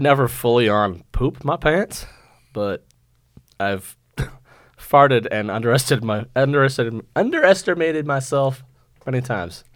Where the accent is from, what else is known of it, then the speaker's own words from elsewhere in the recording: Maine, United States; moved away; I'm from Maine